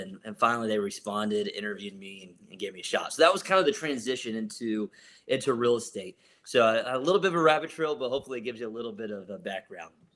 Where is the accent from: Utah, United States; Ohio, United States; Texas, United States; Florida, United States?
Ohio, United States; Columbus; I'm from Columbus, Ohio